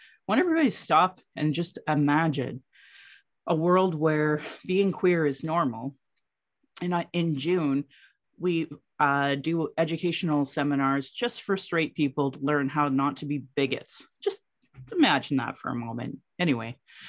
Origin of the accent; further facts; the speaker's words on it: Calgary, Alberta, Canada; I was born in Calgary, or in Blackfoot Mokinstis, as … an English name which has afforded me privilege in an English colonial world. My mother is Northern Slavey Dene, or Satu Dene